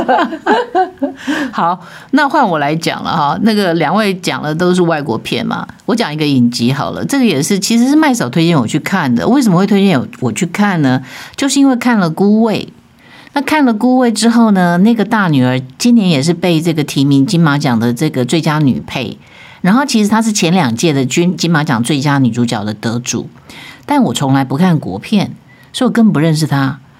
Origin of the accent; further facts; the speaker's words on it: Taiwan; 我觉得这个《淑女养成记》特别可以触动我们台湾人自己的心啊